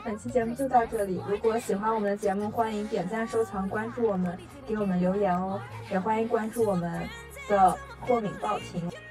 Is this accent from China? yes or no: yes; China; also born or lived in Shanghai; 我们是中国人